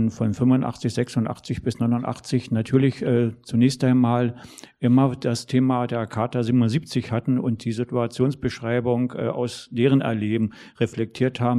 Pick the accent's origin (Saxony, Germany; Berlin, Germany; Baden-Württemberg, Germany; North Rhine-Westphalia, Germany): Berlin, Germany; Wer das nicht weiß, bei uns in Ost-Berlin oder Ostdeutschland muss man ja dann sagen